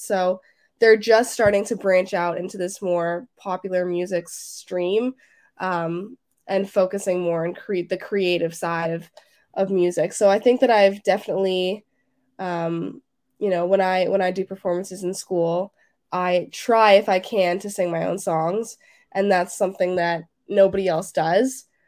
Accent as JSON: {"language": "English", "town": "Toronto", "region": "Ontario", "country": "Canada", "said": "I'm from Toronto, Canada"}